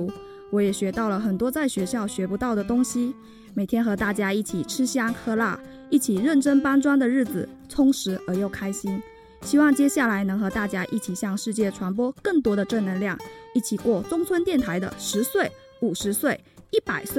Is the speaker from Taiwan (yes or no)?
no; Shantou, Guangdong, China; now in Changsha, China; 我来自广东汕头大家可能会想一个广东人怎么跑到长沙去了呢